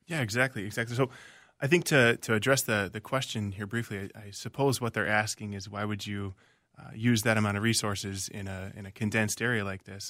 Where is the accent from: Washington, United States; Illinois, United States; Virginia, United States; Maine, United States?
Virginia, United States; moved away as an adult; also born or lived in Minnesota; now in Minneapolis, United States; I was born and raised in Virginia, the state of Virginia, not Virginia, Minnesota